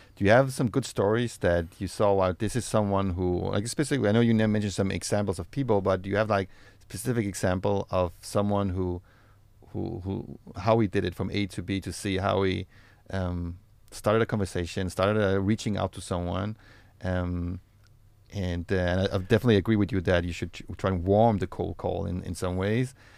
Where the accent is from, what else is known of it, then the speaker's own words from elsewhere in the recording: Denmark; moved away as an adult; now in Israel; I'm from Denmark